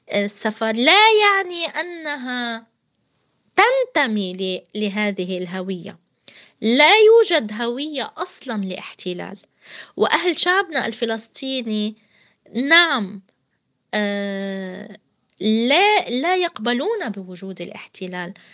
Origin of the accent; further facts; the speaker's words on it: Palestine; نحن كشعب فلسطيني لسنا كود لسنا رقم لسنا رمز لكي تصنفونا 48 أو 67 أو ضف غزة إلى آخره القدس